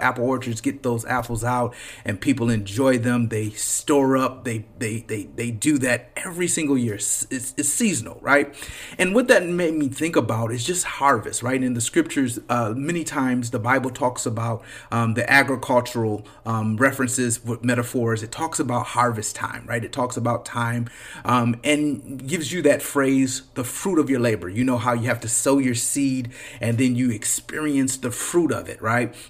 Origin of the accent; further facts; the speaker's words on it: Flint, Michigan, United States; moved away; also born or lived in Detroit Metro, Michigan; This is the state, you know, the city that raised me, right? Flint is where I was born.